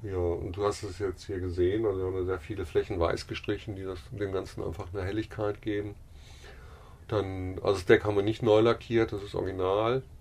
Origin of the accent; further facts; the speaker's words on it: Germany; moved away as an adult; mit unseren deutschen Pässen